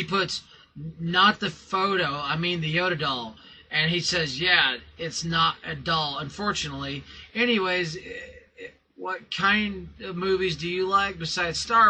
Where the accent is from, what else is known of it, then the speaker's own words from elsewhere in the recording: North Carolina, United States; I am from North Carolina